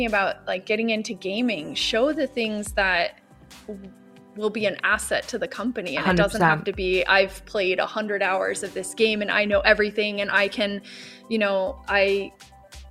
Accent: Florida, United States; moved away as an adult; now in Stockholm, Sweden; I grew up in Florida

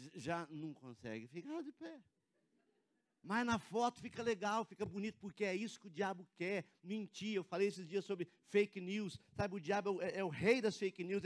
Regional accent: Cianorte, Paraná, Brazil; now in Curitiba, Brazil; lá da cidade onde eu venho, de Cianorte

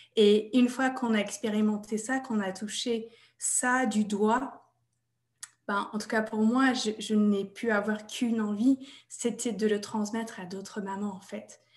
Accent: United States; French is a second language; moved away as an adult; now in France; Je suis américaine à la base et j'habite en France depuis 2002

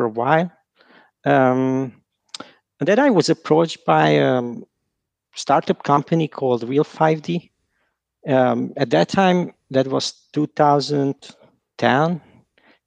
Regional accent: Hungary; I'm from Hungary

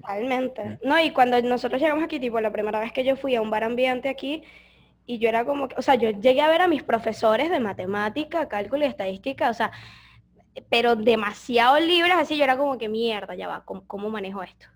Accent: Petare, Miranda, Venezuela; moved away as an adult; now in Foz do Iguaçu, Brazil; yo crecí en Petare, o sea, yo viví la mayor parte de mi vida en Petare

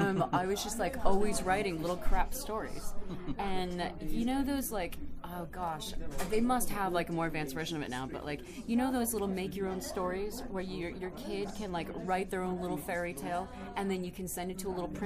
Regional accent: Boston, Massachusetts, United States; so, I'm from Boston.

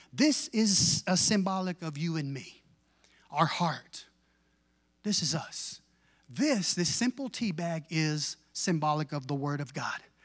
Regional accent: Texas, United States; I was raised in Tex, brought up in Texas.

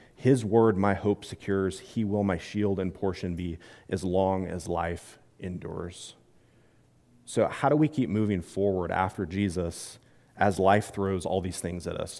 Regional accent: Midwest, United States; I'm from the Midwest

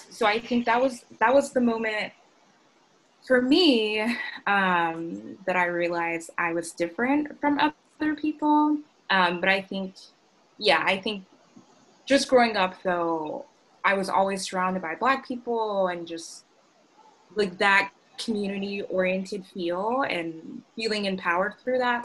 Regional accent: Augusta, Georgia, United States; I grew up in Augusta, Georgia, um, South Augusta.

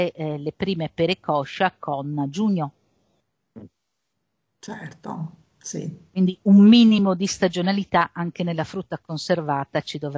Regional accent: Friuli-Venezia Giulia, Italy; io vengo dal Friuli e quindi in Friuli abbiamo un po' la patria delle latterie e delle malghe

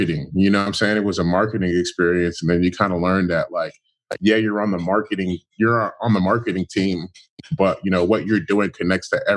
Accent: Inland Empire, California, United States; I'm from right outside of LA. I'm from, like, the IE

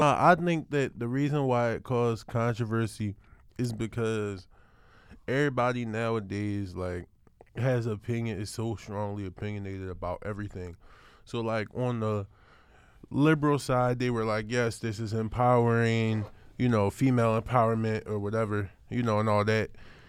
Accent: Philadelphia, Pennsylvania, United States; So I'm an artist and I'm from Uptown Philly.

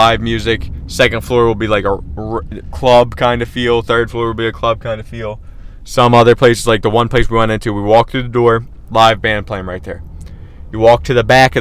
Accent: Philadelphia, Pennsylvania, United States; if you're born and raised in Philly and you've been in Philly your whole life

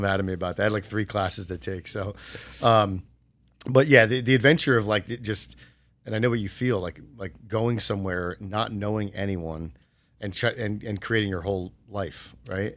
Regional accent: New Jersey, United States; moved away as an adult; also born or lived in Arizona; now in Las Vegas, United States; I grew up in New Jersey, went to Rutgers University

